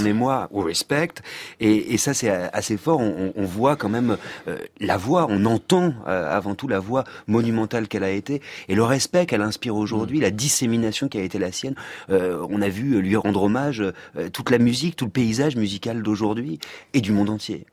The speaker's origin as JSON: {"language": "French", "region": "Auvergne-Rhône-Alpes", "country": "France", "said": "je suis auvergnat"}